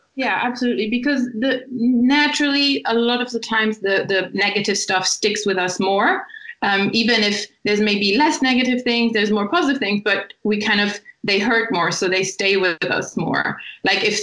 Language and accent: English; Germany; moved away as an adult; also born or lived in Italy; now in Brighton, United Kingdom; I was born in Italy and um, I have an Italian family, but I grew up in Germany. Um, and I lived in Germany my whole life until about three years ago when I moved to Brighton.